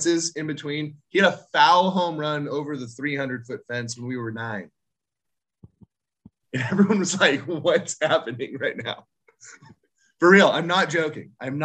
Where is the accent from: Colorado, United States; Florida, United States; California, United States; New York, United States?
California, United States; Orange County; we're all from Orange County except Joe